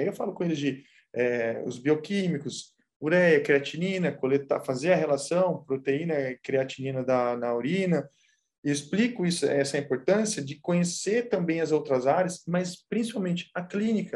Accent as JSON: {"language": "Portuguese", "town": "São José dos Campos", "region": "São Paulo", "country": "Brazil", "moved": "as an adult", "lives_now": "Vila Velha, Brazil", "said": "eu sou de São Paulo, sou de São José dos Campos."}